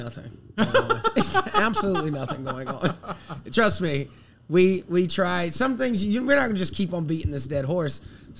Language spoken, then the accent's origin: English; South Carolina, United States; I'm from the South. I'm from South Carolina.